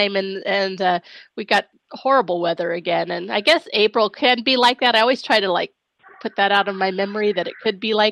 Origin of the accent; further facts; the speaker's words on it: Pacific Northwest, United States; being from the Pacific Northwest